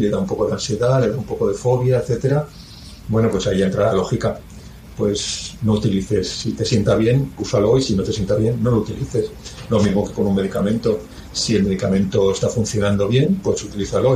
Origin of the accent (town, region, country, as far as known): Spain